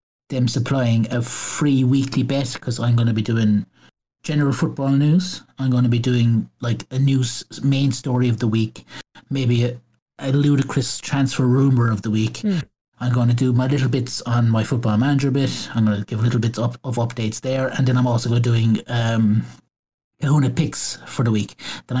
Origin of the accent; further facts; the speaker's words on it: Skibbereen, Munster, Ireland; now in Midleton, Ireland; my hometown club, which is Skibbereen